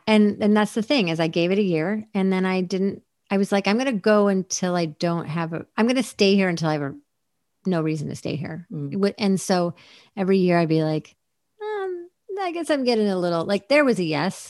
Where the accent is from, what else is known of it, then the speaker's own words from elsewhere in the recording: East Coast, United States; the only LA that I knew growing up on the East Coast